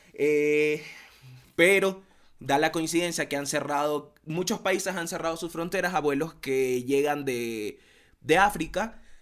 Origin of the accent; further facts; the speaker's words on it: Guayaquil, Guayas, Ecuador; somos de Guayaquil